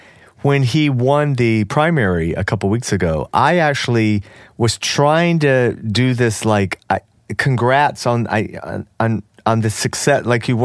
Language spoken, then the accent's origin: English; Georgia, United States; moved away; Remember, I grew up. Georgia was a Democratic state.